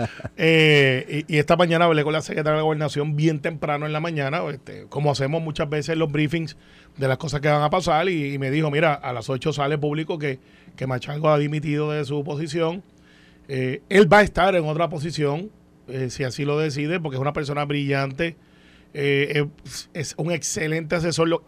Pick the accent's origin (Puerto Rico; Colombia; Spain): Puerto Rico; yo soy como muchos puertorriqueños